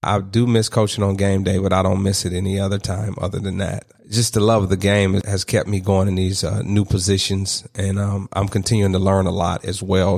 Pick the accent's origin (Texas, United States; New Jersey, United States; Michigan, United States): Michigan, United States; Detroit; As a young man growing up in Detroit